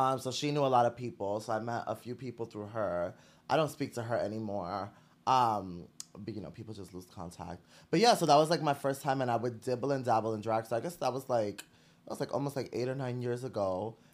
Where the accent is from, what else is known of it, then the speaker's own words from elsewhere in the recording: New York City, New York, United States; I was born and raised in Brooklyn